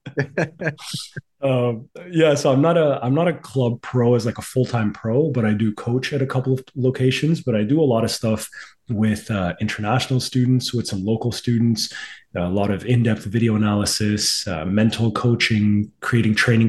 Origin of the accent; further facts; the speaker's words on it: Pakistan; moved away; I'm originally from Pakistan